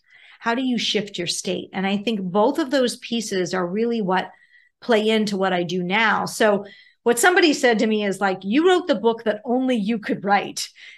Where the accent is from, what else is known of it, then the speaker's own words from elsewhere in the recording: Pittsburgh, Pennsylvania, United States; moved away; I grew up in Pittsburgh